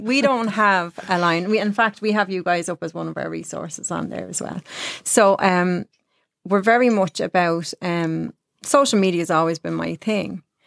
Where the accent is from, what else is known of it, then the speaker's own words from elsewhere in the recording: Ireland; moved away; I was a hairdresser from Ireland